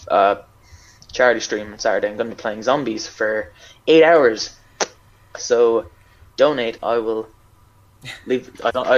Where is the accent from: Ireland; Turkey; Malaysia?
Ireland